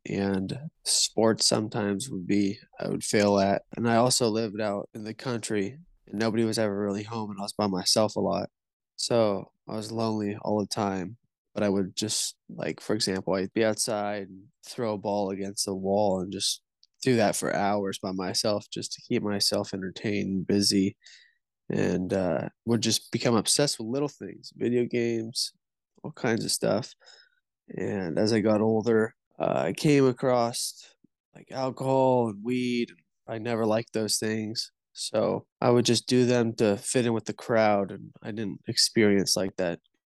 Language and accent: English; Northern California, United States; I'm from Northern California